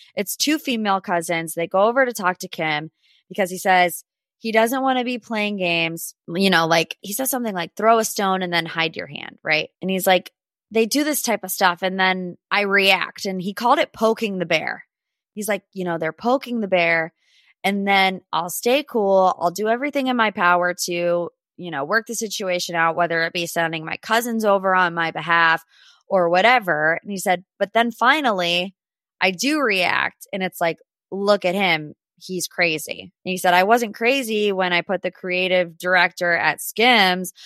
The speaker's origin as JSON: {"language": "English", "town": "Cleveland", "region": "Ohio", "country": "United States", "tie": "born or raised there", "said": "my hometown"}